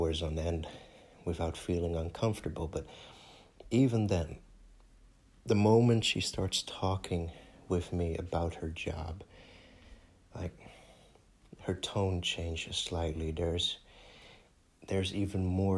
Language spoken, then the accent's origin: English; Netherlands; first language Dutch; English is a second language; my home country